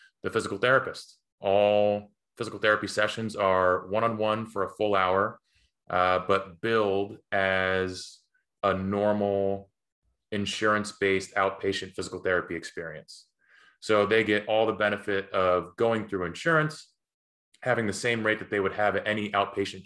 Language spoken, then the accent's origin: English; Poughkeepsie, New York, United States; also born or lived in Buffalo, New York; I'm born and raised in Poughkeepsie, New York